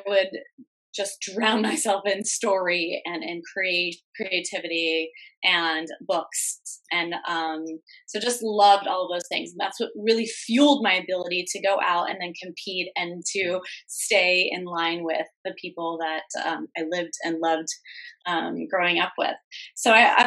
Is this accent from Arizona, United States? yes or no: yes; Arizona, United States; also born or lived in Midwest; I was born in the Midwest and moved to Arizona, so I grew up in the desert